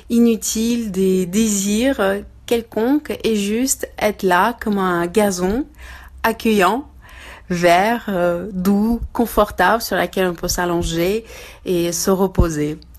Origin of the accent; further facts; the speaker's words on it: Moscow, Russia; French is a second language; now in France; j'ai grandi à Moscou, j'ai vécu à Moscou et même quand je reviens assez rapidement, je me sens chez moi tout en étant française.